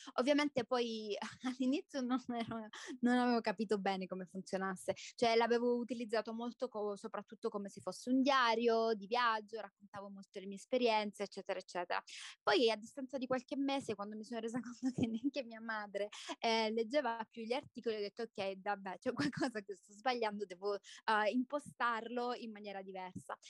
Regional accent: Salento, Apulia, Italy; moved away as an adult; now in Guatemala; sono salentina, sono nata in Salento

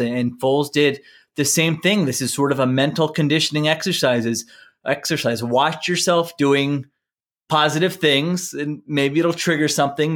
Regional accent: Philadelphia, Pennsylvania, United States; growing up in the Philadelphia area

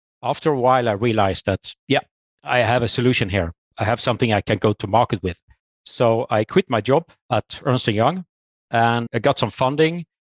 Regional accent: Sweden; moved away as an adult; now in Norway; I'm from Sweden myself and got this opportunity for a job in Norway

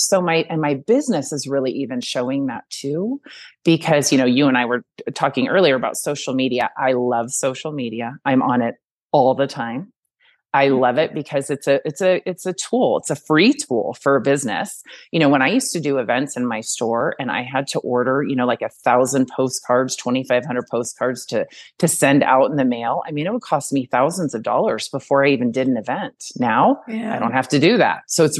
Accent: Reno, Nevada, United States; I came from Reno. I really wanted to come back here. I'm a mountain girl.

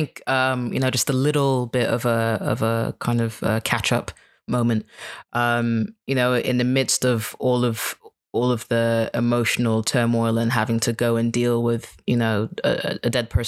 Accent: Kenya; And I'm like, well, I'm Kenyan. They're like, no, you're a foreigner. You can't even speak Swahili. I'm like, yeah, but like, I'm still one of you.

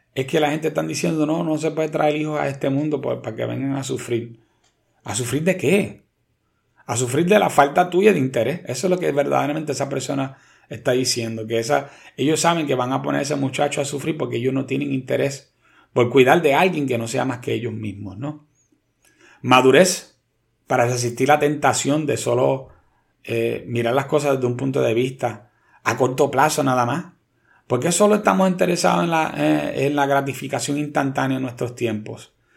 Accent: Puerto Rico; como puertorriqueños

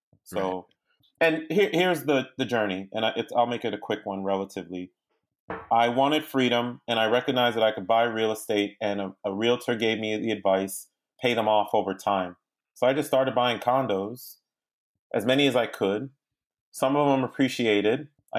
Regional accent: Boston, Massachusetts, United States; moved away as an adult; also born or lived in New York; now in Washington, United States; Listen, I'm an immigrant kid. I grew up. My family's from Haiti. I grew up born in New York, raised in Boston, and I grew up there through 18, and I got down to D.C. by way of University of Virginia.

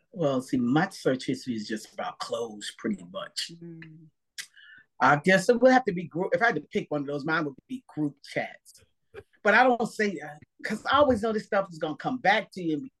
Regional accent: New Jersey, United States; I am from New Jersey

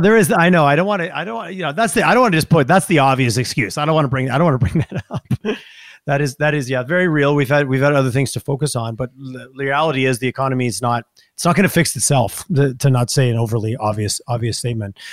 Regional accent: Montreal, Quebec, Canada; moved away as an adult; now in Calgary, Canada; I grew up in Montreal, so we had Montreal, Toronto thing. I moved here

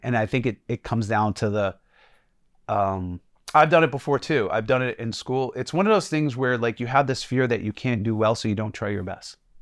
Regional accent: Jersey City, New Jersey, United States; growing up in Jersey City being black

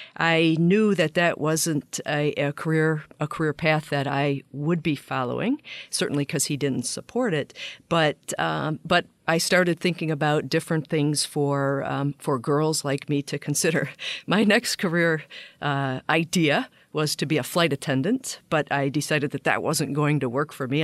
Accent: Flint, Michigan, United States; I grew up in Flint, Michigan

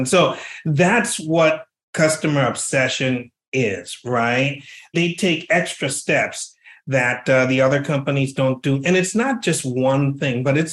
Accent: Liberia; moved away as an adult; now in United States; I was born and raised in another country in West Africa. I was born and raised in Liberia.

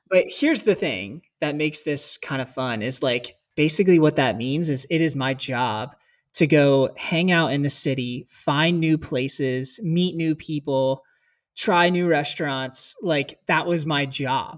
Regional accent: United States; moved away as an adult; growing up in America

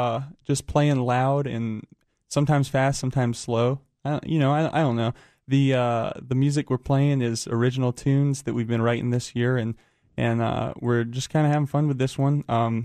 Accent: Raleigh, North Carolina, United States; Well, we're from Raleigh

